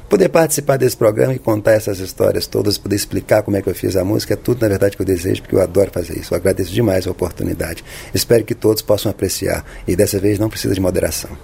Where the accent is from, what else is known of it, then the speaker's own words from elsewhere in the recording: Brasília, Federal District, Brazil; also born or lived in Poté, Minas Gerais; nasci aí em 1967, moro em Brasília desde 69